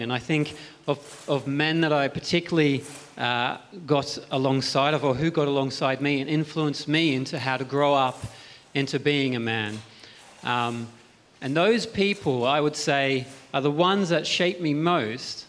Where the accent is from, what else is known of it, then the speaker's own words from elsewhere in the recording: Australia; moved away as an adult; now in Cowes, United Kingdom; I came from Australia where you had the masses of open land